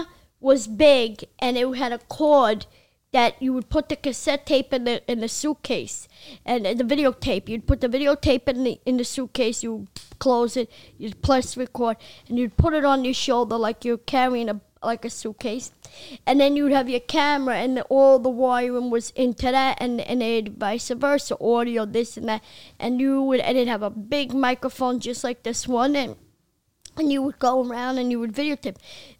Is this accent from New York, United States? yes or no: yes; Brooklyn, New York, United States; I needed a co-writer because I'm an illiterate from Brooklyn.